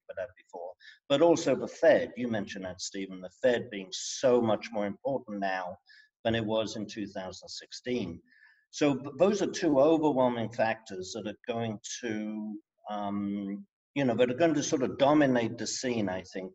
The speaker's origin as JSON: {"language": "English", "region": "England", "country": "United Kingdom", "moved": "yes", "said": "I'm English."}